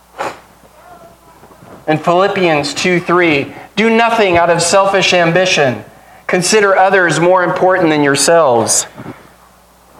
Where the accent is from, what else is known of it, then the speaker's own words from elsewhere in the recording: United States; as an American